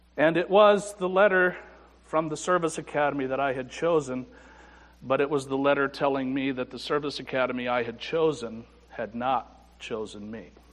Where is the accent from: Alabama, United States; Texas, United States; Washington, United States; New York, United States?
New York, United States; Afton; I was brought up in the First Baptist Church in Afton, New York